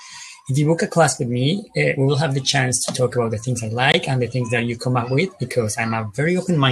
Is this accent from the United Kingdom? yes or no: no; Colombia; first language Spanish; English is a second language; moved away as an adult; also born or lived in Canada; Hi everyone … from Colombia, but I took this ship from there to Portugal at the end of May, so right now I am traveling in Europe.